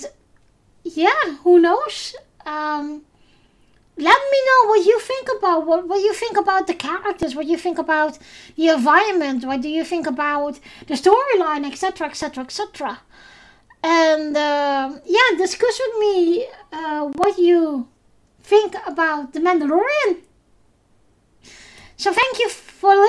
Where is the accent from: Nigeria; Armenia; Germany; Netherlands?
Netherlands; first language Dutch; English is a second language; my native language, Dutch